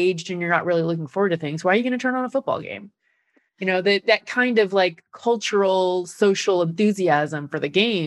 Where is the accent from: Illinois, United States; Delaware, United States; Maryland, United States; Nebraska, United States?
Nebraska, United States; now in New York, United States; I live in New York, but I'm from Nebraska